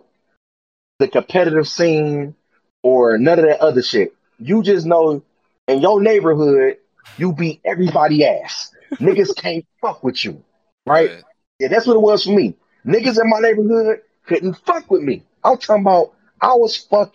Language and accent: English; Detroit, Michigan, United States; I'm from Detroit